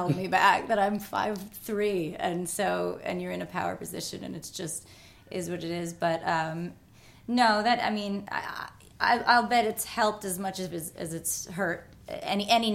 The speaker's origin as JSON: {"language": "English", "region": "New Jersey", "country": "United States", "tie": "born or raised there", "said": "I was born in Jersey"}